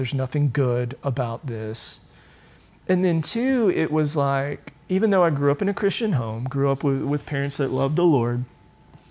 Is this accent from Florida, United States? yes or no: no; Julian, North Carolina, United States; I grew up rural North Carolina